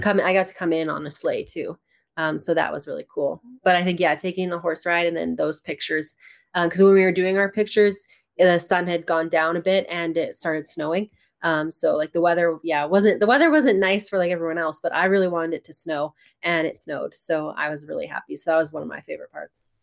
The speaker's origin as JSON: {"language": "English", "town": "Rocky Mountain House", "region": "Alberta", "country": "Canada", "tie": "born or raised there", "said": "in my hometown in Rocky Mountain House"}